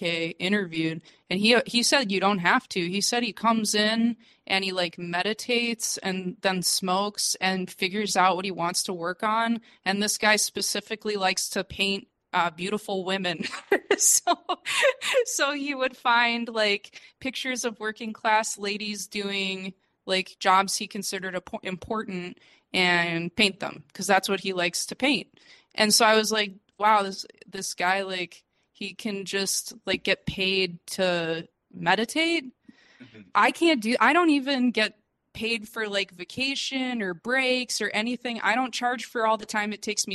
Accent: United States; moved away as an adult; also born or lived in China; now in Mexico; I'm a refugee from the United States that fled to Mexico

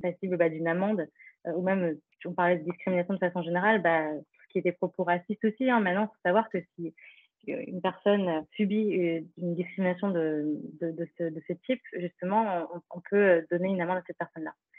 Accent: Paris, Île-de-France, France; also born or lived in Philippines (ancestry); je suis d'origine philippine, je suis euh, née dans le 18e à Paris, puis j'ai grandi dans l'Est parisien

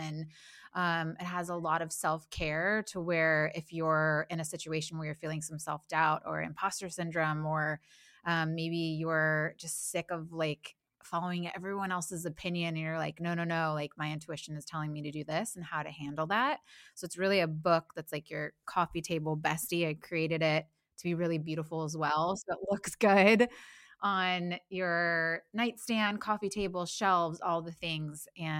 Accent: Midwest, United States; moved away as an adult; also born or lived in Nashville; now in Los Angeles, United States; I grew up in the Midwest.

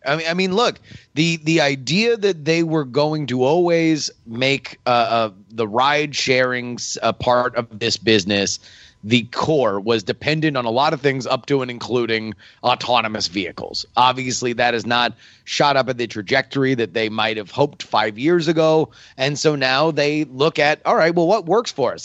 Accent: Florida, United States; I'm from Florida.

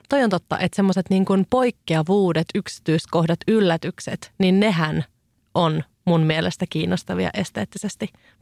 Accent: Kouvola, Kymenlaakso, Finland; mä olin lapsena, ö, asuin Kouvolassa

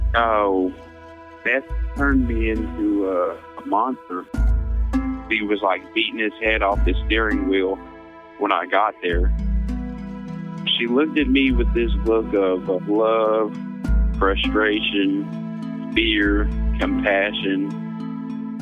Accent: Missouri, United States; also born or lived in Kansas; I am from Missouri, but I was born in Kansas

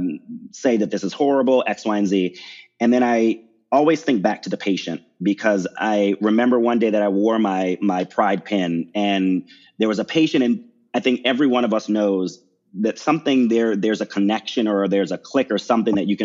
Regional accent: Baltimore, Maryland, United States; I'm from Maryland, the Maryland, Baltimore area. That's where I grew up.

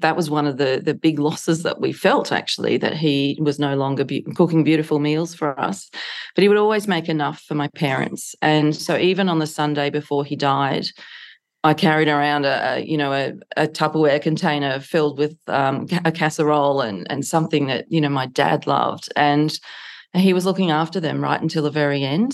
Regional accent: Canberra, Australian Capital Territory, Australia; my hometown of Canberra

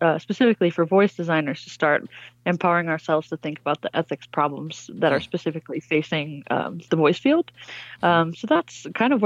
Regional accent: Michigan, United States; moved away as an adult; I ended up in my home state and back in Michigan and in Detroit specifically

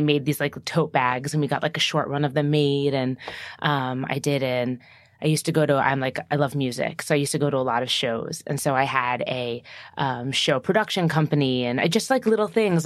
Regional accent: New Jersey, United States; I'm from New Jersey

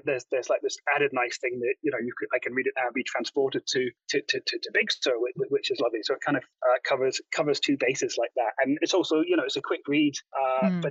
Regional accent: Edinburgh, Scotland, United Kingdom; moved away as an adult; also born or lived in Glasgow; now in California, United States; I'm Scottish, I'm from Edinburgh

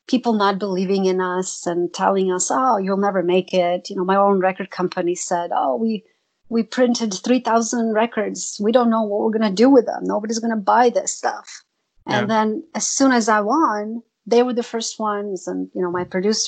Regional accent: Zagreb, City of Zagreb, Croatia; moved away as an adult; now in United States; Zagreb, my hometown

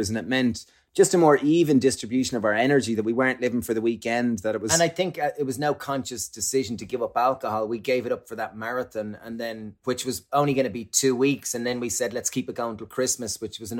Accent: Ireland; growing up in Ireland, alcohol and similarly probably in the UK alcohol is like the social lubricant

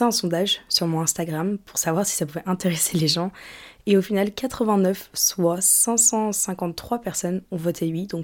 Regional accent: United Kingdom; accent: British; now in France; j'ai encore l'accent british, mais j'ai plus trop l'accent euh, d'où je viens.

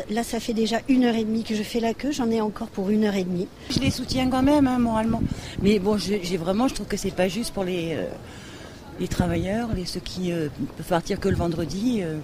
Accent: Lyon, Auvergne-Rhône-Alpes, France; nous sommes lyonnais, nous sommes venus à Paris en voiture, justement pour éviter les problèmes.

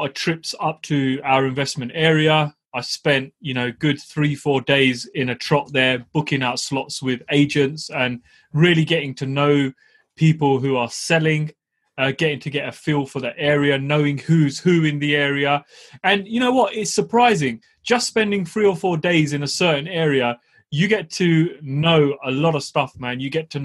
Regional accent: United Kingdom; I'm a Southerner

